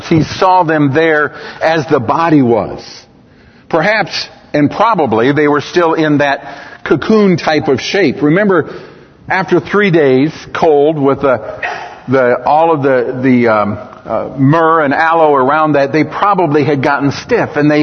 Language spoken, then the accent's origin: English; United States; I'm American. I speak English